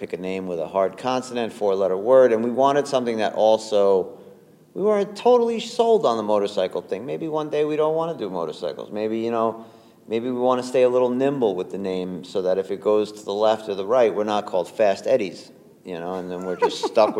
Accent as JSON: {"language": "English", "region": "New York", "country": "United States", "tie": "born or raised there", "said": "And even just growing up in New York in general, you're kind of like a chameleon."}